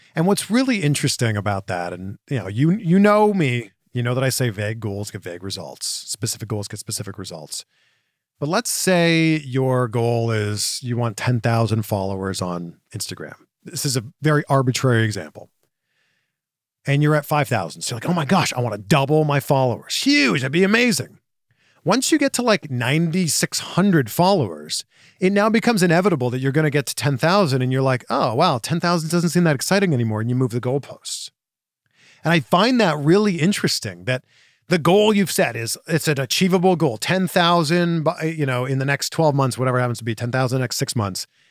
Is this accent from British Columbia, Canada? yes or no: no; Pickering, Ontario, Canada; moved away as an adult; also born or lived in Waterloo, Ontario / Toronto / Vancouver / Cleveland; now in Orange County, United States; I'm from Pickering, Ontario, Canada.